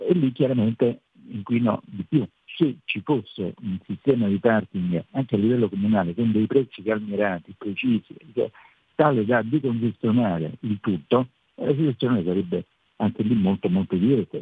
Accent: Rome, Lazio, Italy; sono romano

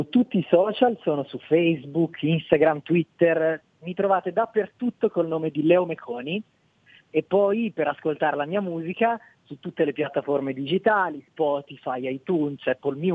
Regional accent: Bologna, Emilia-Romagna, Italy; Io sono di Bologna, abito a Bologna.

